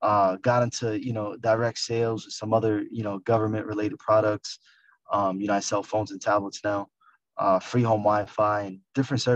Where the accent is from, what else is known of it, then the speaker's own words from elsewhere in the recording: New York City, New York, United States; moved away as an adult; also born or lived in Poconos, Pennsylvania / Miami; now in New Jersey, United States; I was in the Bronx. I'm from the Bronx.